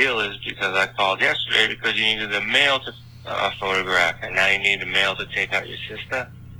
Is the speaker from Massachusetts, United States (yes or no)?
yes; Boston, Massachusetts, United States; I'm from Boston.